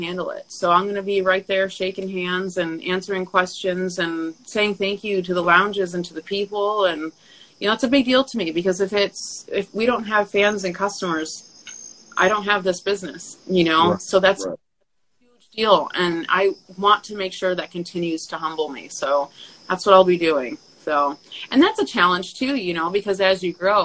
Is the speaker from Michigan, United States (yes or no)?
yes; Michigan, United States; moved away; I'm from Michigan.